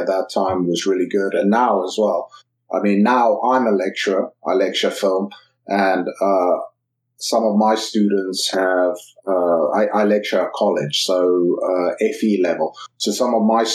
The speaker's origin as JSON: {"language": "English", "town": "Randburg", "region": "Gauteng", "country": "South Africa", "tie": "born or raised there", "moved": "yes", "lives_now": "England", "said": "I was born and raised in Randburg, well, Fontainebleau, which is, when you meet people in England, you usually say, I'm from Johannesburg"}